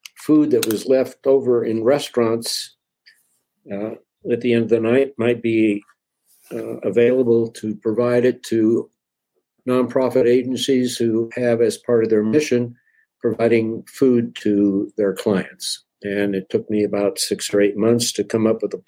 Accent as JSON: {"language": "English", "town": "Denver", "region": "Colorado", "country": "United States", "tie": "born or raised there", "said": "I was born and raised in Denver, Colorado"}